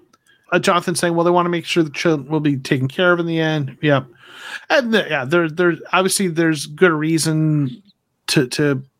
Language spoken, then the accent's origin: English; Arizona, United States; So I am originally from Arizona, although my career has brought me to Georgia. I'm from the U.S. Southwest.